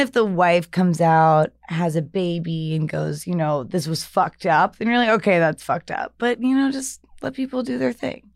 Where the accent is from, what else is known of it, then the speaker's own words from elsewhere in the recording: the South, United States; moved away; I'm from the South